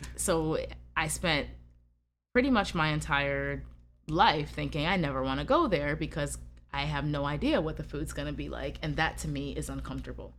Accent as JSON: {"language": "English", "country": "United States", "said": "I'm from America"}